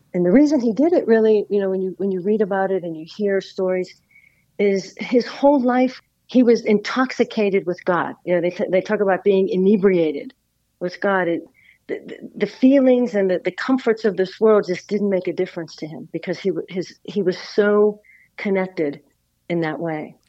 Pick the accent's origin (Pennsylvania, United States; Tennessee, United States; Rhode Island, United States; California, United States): Pennsylvania, United States; Pittsburgh; in Pittsburgh, Pennsylvania, which is my hometown